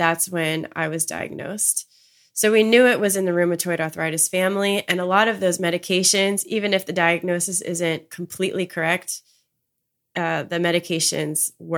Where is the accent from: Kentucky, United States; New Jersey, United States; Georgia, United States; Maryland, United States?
Maryland, United States; I'm from Maryland. So I was essentially home with my family.